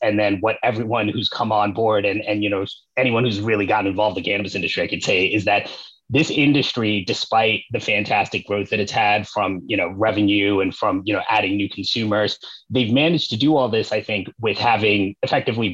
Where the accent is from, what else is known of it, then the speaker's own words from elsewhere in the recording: New York, United States; moved away as an adult; now in Los Angeles, United States; I am originally from New York, lifelong New Yorker